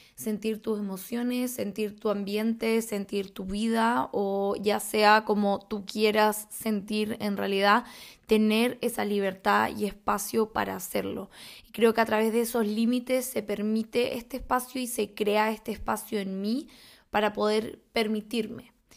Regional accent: Chile; soy chilena

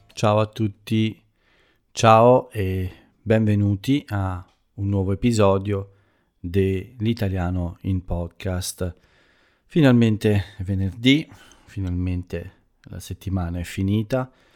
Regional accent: Italy; first language Italian; nel mio paese, nella mia bella Italia

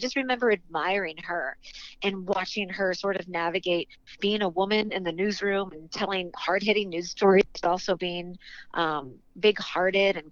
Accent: St. Louis, Missouri, United States; moved away; I grew up in St. Louis, Missouri

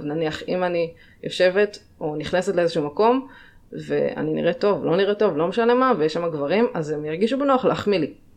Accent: Northern District, Israel; also born or lived in Jamaica; במקור מהצפון, מצפון הארץ

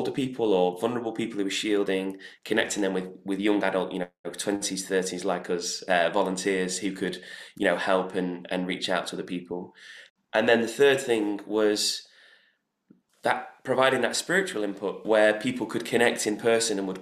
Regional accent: Manchester, North West England, United Kingdom; now in London, United Kingdom; my experience growing up in Manchester

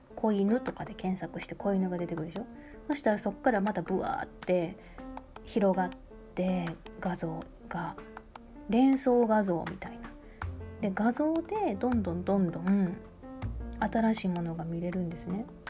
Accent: Kansai, Japan; accent: Kansai-ben; 時々関西弁やっぱり出ちゃうんですよびっくりした時とかあのわってなった時に

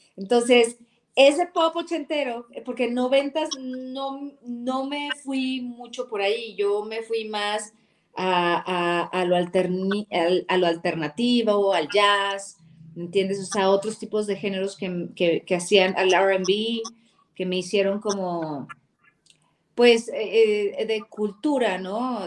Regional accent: Ciudad Madero, Tamaulipas, Mexico; moved away; crecí con la salsa, porque pues obviamente soy de, de allá de Ciudad Madero, Tamaulipas, y pues allá se escuchaba eso.

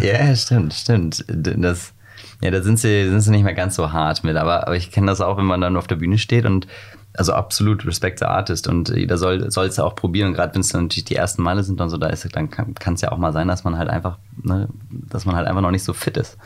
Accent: near Wiesbaden, Hesse, Germany; now in Hamburg, Germany; Ich komme aus der Nähe von Wiesbaden

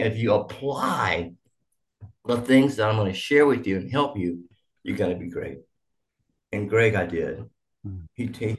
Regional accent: Boise, Idaho, United States; also born or lived in Tyler, Texas; I grew up in, of all places, Idaho

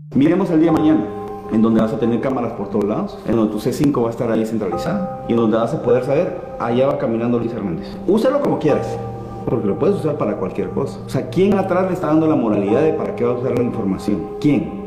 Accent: Guatemala; yo sí lo viví en mi país. Yo era del segundo año de, diputado, era miembro de la Comisión de Gobernación del Congreso de la República.

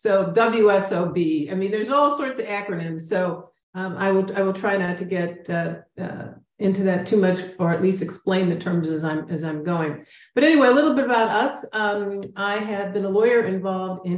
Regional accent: Chicago, Illinois, United States; moved away as an adult; now in San Antonio, United States; I'm now based out of San Antonio, Texas, but I'm really from Chicago

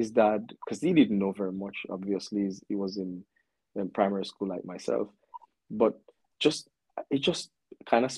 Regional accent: Port Antonio, Portland, Jamaica; I am from Port Antonio to be exact, Port Antonio, Jamaica. Born and raised there, spent most of my early life

